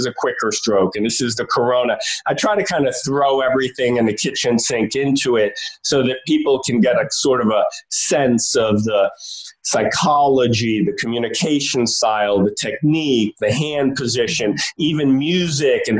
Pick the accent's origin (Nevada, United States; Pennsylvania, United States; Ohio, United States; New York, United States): New York, United States; New York City; I grew up in New York City in Greenwich Village